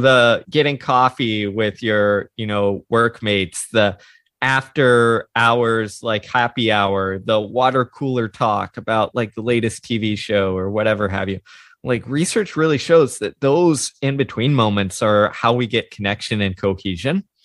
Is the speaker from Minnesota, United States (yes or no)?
no; Houston, Texas, United States; I grew up in the suburbs of Houston, Texas.